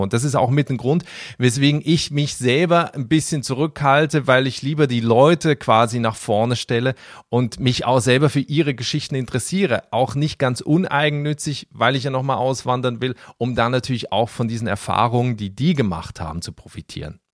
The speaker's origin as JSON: {"language": "German", "country": "Switzerland", "moved": "as an adult", "lives_now": "Berlin, Germany", "said": "ich komme aus der Schweiz vom Land, mhm. also aus so einem kleinen Dorf"}